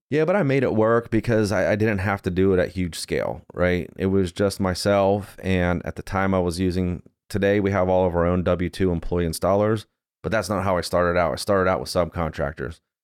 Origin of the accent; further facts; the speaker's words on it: Johnstown, Pennsylvania, United States; I grew up in Johnstown, Pennsylvania